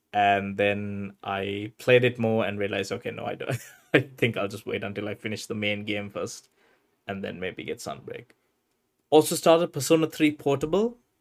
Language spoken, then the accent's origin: English; Sri Lanka; my home country